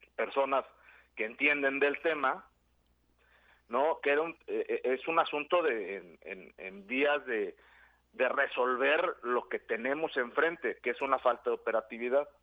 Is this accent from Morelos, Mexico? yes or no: yes; Yautepec, Morelos, Mexico; en mi pueblo también, en Yautepec